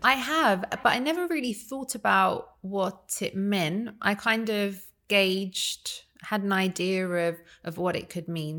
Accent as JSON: {"language": "English", "country": "United Kingdom"}